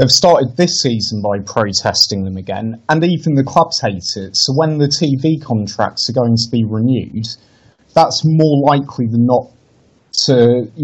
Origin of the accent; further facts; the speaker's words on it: Lincolnshire, East Midlands, United Kingdom; I grew up in Lincolnshire